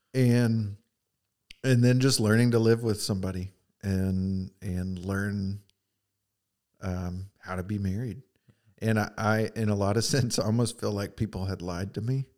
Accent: Edmond, Oklahoma, United States; I grew up in Edmond, Oklahoma

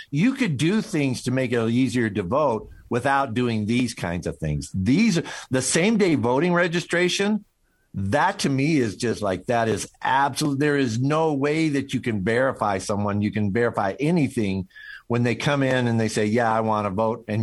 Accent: Missouri, United States; I'm I'm from uh, I'm from Missouri, man. Uh, you don't you know by my accent that show me

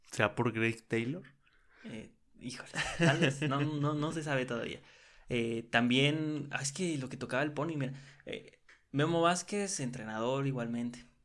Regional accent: Mexico; los mexicanos jugábamos con seis extranjeros.

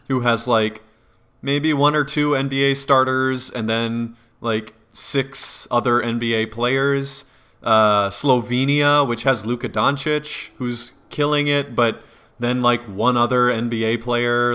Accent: an hour from Madison, Wisconsin, United States; the closest one was Madison to my hometown

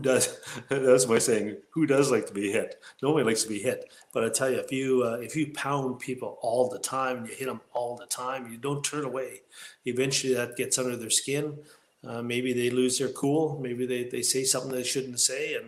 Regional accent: Sault Ste. Marie, Ontario, Canada; I was born and raised on the Garden River First Nation outside the city of Sault Ste. Marie.

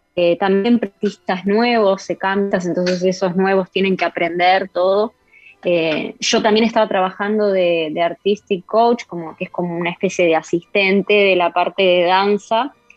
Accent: Uruguay; moved away as an adult; also born or lived in Spain / Brazil; en mi país

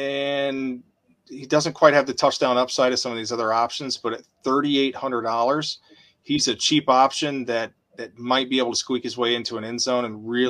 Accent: Arkansas, United States; I grew up in Arkansas

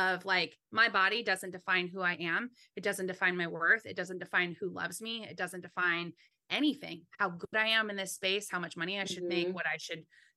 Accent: California, United States; I was born and raised in California

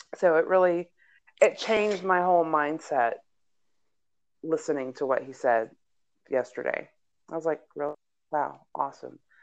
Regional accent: Houston, Texas, United States; now in Aurora, United States; where I grew up in my past, where I grew up in Houston, where I lived at before we moved to this neighborhood here in um, in Denver in Aurora

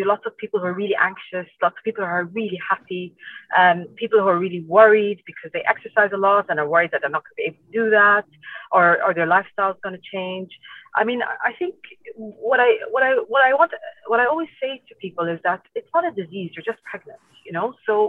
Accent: Iraq; also born or lived in United Kingdom / Ireland; now in Dubai, United Arab Emirates; So I'm originally from Iraq. I grew up here for a while. I went to school here, secondary school here in Dubai, if you didn't know that. And then I moved to the UK and Ireland for a really long time.

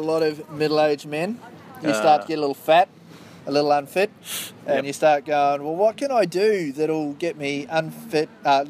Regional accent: Christchurch, Canterbury, New Zealand; moved away as an adult; now in Australia; I'm a Kiwi, born in Christchurch. Yep. Probably lived half my life in New Zealand.

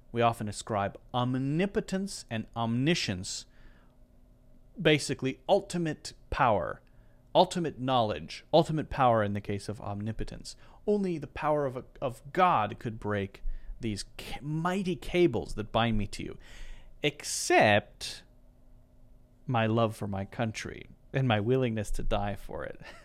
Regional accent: United States; I'm American

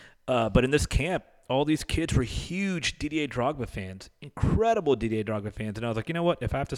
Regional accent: United States; growing up in the States

